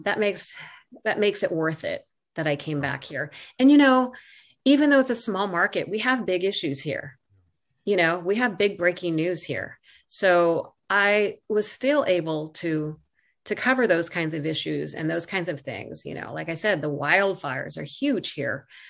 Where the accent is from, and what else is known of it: Santa Barbara, California, United States; born or raised there